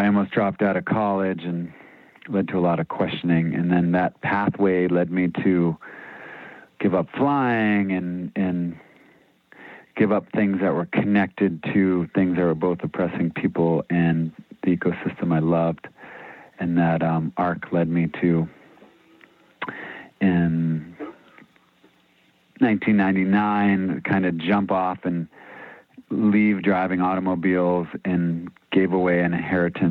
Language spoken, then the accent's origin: English; Gloucester, Massachusetts, United States; moved away as an adult; also born or lived in Missouri; now in Maine, United States; I grew up in Gloucester, Massachusetts, public school outside of Boston